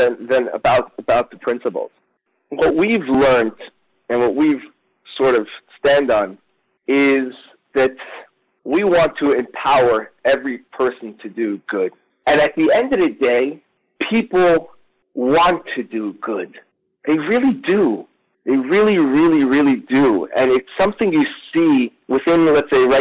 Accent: New York City, New York, United States; I grew up in Crown Heights, Brooklyn

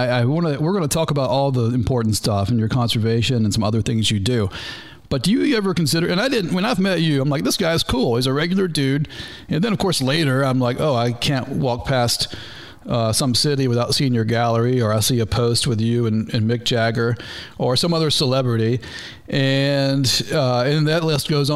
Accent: North Georgia, United States; now in Florida Keys, United States; I am a doofus from North Georgia

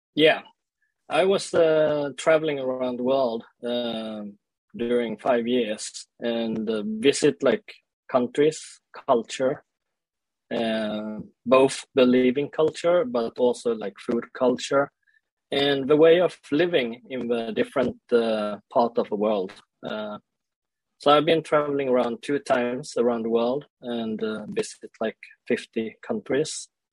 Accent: Sweden; also born or lived in South Korea; I grew up in Sweden and uh, I was uh, like adopted to Sweden when I was one year old

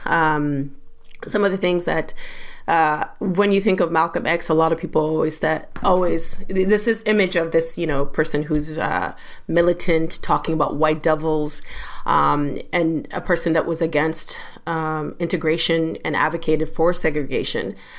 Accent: London, Ontario, Canada; I grew up in London, Ontario

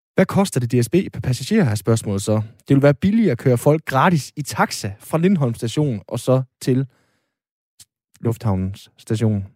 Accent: North Jutland, North Denmark Region, Denmark; jeg er nordjyde

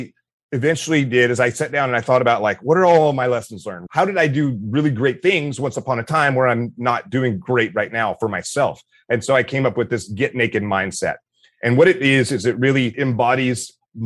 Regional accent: Meridian, Mississippi, United States; I grew up in Meridian, Mississippi

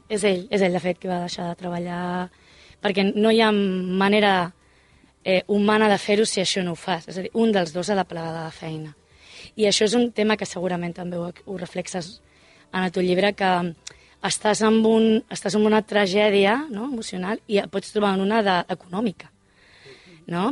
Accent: Mataró, Catalonia, Spain; Som de Mataró

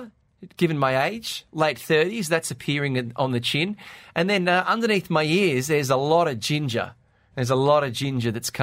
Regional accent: Australia; now in Dubai, United Arab Emirates; back in my country in Australia

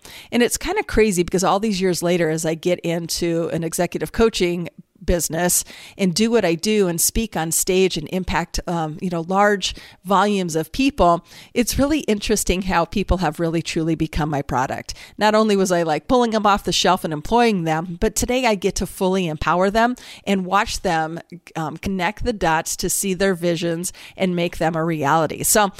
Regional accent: California, United States; born there; also born or lived in Utah / Minnesota / Iowa; I grew up, I was born in California, lived in Utah, moved to Minnesota, ended up in Iowa. I grew up in a single parent household.

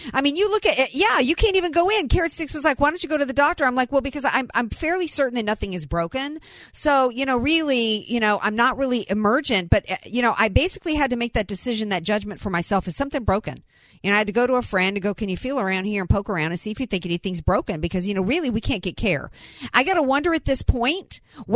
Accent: the South, United States; I'm from the South

